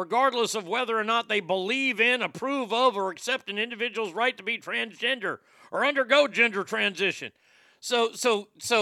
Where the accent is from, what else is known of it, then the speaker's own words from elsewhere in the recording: Garland, Texas, United States; The city of Dallas, my hometown, if you will, my hometown's Garland, but, you know, Dallas.